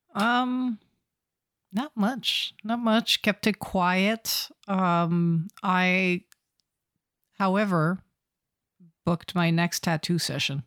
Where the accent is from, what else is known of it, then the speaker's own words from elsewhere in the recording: Canada; I'm Canadian